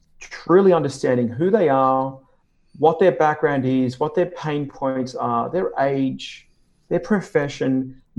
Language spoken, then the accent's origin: English; Sydney, New South Wales, Australia; moved away as an adult; also born or lived in New York / Chicago / Hawaii; Sydney, Australia is where I live and where I'm from. I was actually born here